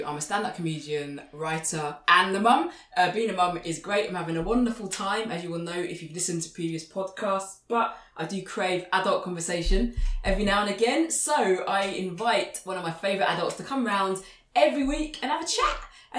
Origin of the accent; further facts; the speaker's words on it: India; I'm an Indian mother. You have to take the food I offer you.